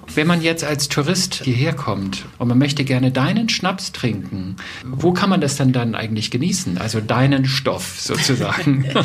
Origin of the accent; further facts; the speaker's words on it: Northern Germany, Germany; ich komme ja aus dem Norden